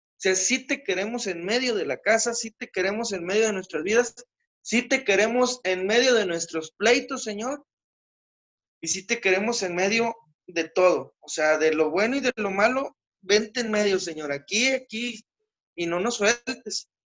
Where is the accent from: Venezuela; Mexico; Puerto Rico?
Mexico; San Pedro; muchas familias de donde soy de San Pedro son producto del Continental